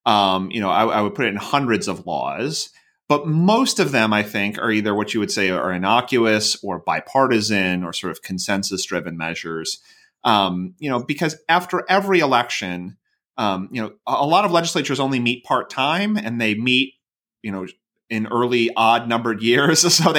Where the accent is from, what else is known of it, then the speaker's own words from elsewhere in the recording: Iowa, United States; So I come from Iowa, so I can think about this.